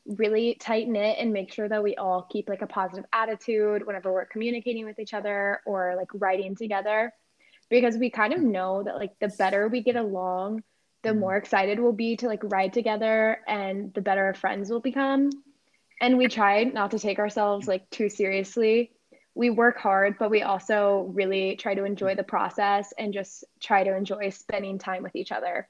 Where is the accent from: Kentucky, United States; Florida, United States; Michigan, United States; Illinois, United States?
Kentucky, United States; Louisville; I'm from Louisville, Kentucky